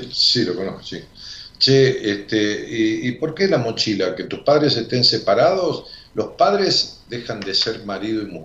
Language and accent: Spanish; Alta Gracia, Córdoba, Argentina; De Alto Gracias, Córdoba.